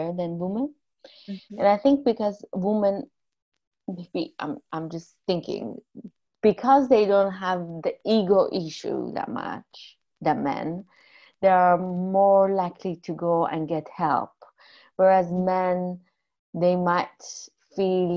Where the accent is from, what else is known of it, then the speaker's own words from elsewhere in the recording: Iran; moved away; also born or lived in United States; I'm Armenian from Iran